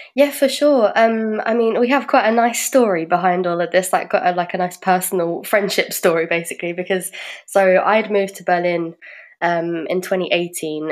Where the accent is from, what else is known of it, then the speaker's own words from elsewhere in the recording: London, United Kingdom; moved away as an adult; now in Germany; I'm from the UK and I'm from London. I moved here about five years ago.